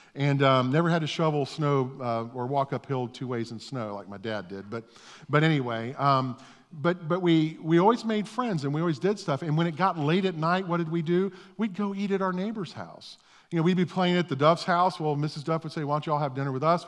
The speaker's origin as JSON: {"language": "English", "town": "Orlando", "region": "Florida", "country": "United States", "tie": "born or raised there", "said": "I grew up in East Orlando"}